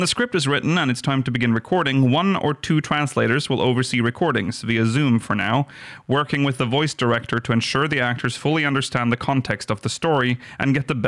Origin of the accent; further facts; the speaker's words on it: France; English is a second language; Growing up in France in the late 80s, early 90s, you got to see a whole lot of Japanese anime on TV.